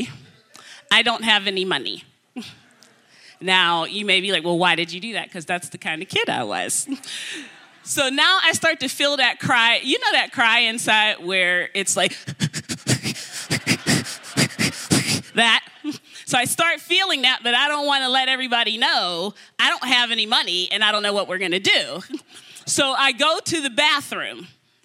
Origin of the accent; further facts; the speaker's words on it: Pittsburgh, Pennsylvania, United States; now in Florida, United States; I'm from Pittsburgh. I live in Florida now, but I'm from Pittsburgh.